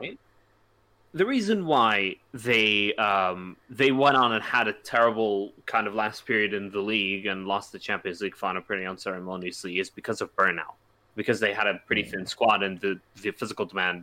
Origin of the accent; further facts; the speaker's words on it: United States; I'm an American